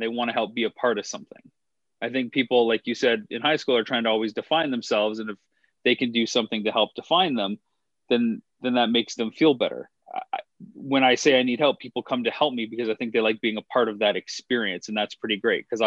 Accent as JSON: {"language": "English", "country": "Canada", "tie": "born or raised there", "said": "Growing up in Canada, you have to take French to a certain extent"}